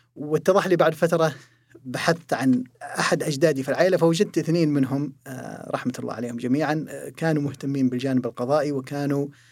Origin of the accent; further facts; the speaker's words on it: Saudi Arabia; also born or lived in Jeddah; عندنا في المملكة العربية السعودية